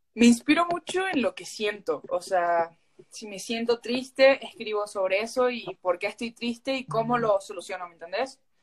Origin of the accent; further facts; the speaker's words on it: San Fernando del Valle de Catamarca, Catamarca, Argentina; now in Mexico; yo, yo soy de Catamarca, Argentina, eh, de la capital de, la ciudad de, Catamarca, de, la capital